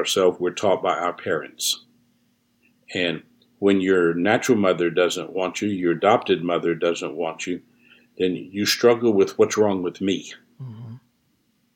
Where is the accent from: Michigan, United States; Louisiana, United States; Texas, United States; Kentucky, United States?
Louisiana, United States; New Orleans; I was born here in the United States in New Orleans